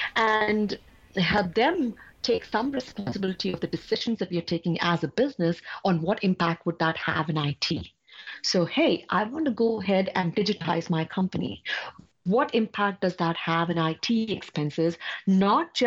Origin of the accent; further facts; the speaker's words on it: India; I'm coming from India.